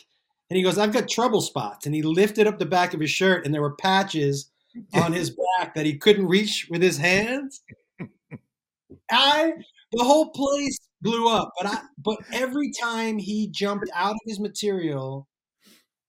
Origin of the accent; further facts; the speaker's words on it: Massachusetts, United States; I'm from Massachusetts